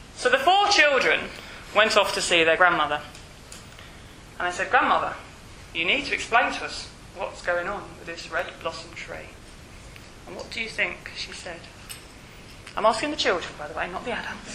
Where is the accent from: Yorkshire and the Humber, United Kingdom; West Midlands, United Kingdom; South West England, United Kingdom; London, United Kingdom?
Yorkshire and the Humber, United Kingdom; I'm from West Yorkshire.